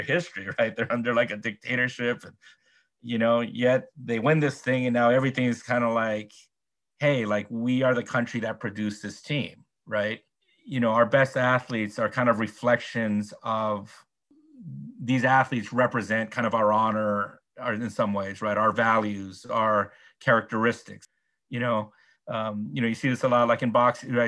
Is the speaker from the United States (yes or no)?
yes; United States; As an American